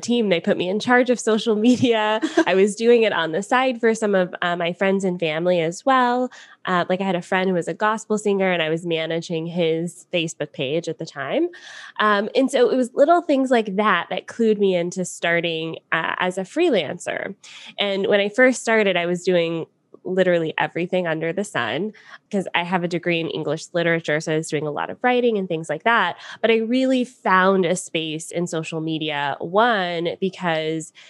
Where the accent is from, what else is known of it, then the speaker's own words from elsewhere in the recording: Atlanta, Georgia, United States; moved away as an adult; now in Niagara Falls, Canada; I am from Atlanta originally, and I now live in Niagara Falls, Canada.